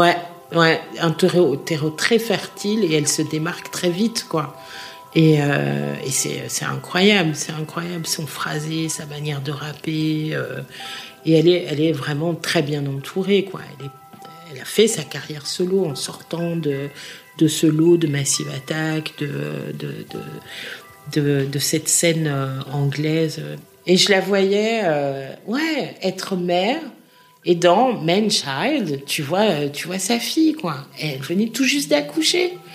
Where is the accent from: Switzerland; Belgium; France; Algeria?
Belgium; Schaerbeek, Brussels-Capital Region; now in Forest, Belgium; je suis né à Skarvik